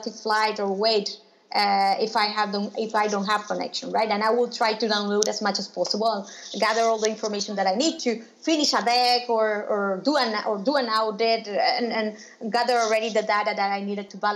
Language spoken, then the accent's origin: English; Nicaragua; moved away; also born or lived in Spain; I am originally from Nicaragua